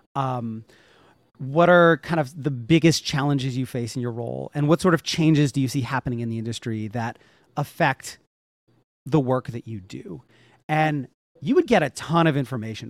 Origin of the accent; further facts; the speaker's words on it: Northeast, United States; I grew up in the Northeast.